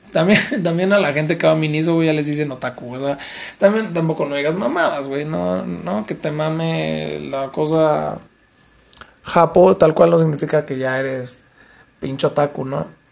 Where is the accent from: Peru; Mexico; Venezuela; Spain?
Mexico; Nosotros como mexicanos